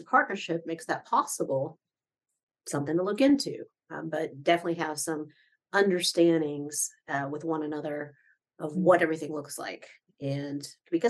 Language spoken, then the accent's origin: English; Midwest, United States; now in Orlando, United States; I grew up in the Midwest